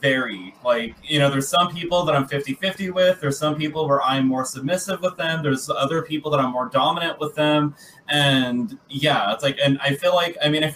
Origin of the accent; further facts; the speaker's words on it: Texas, United States; I grew up in Texas